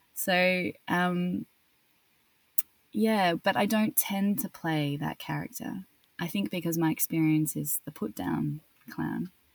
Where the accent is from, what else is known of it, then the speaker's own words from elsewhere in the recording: Australia; accent: Australian; moved away as an adult; also born or lived in Paris, France / London, United Kingdom; I'd sort of experienced being Australian